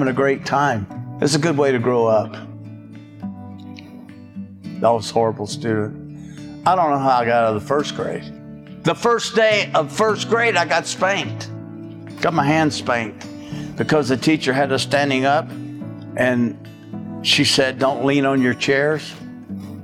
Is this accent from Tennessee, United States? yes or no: no; Shreveport, Louisiana, United States; I'm from Shreveport, Louisiana, raised there